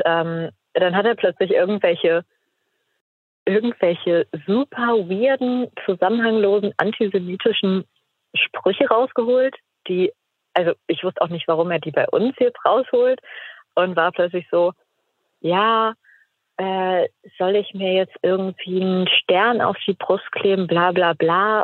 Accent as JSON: {"language": "German", "region": "Mecklenburg-Vorpommern", "country": "Germany", "said": "Also ich komme aus Mecklenburg-Vorpommern und da waren wir ähm, dort im Landtag in Schwerin"}